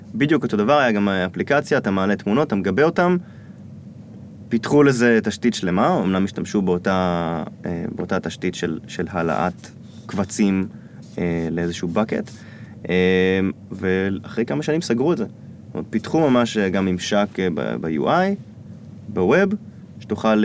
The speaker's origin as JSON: {"language": "Hebrew", "country": "Israel", "also_born_or_lived": "United States", "said": "אני ישראלי"}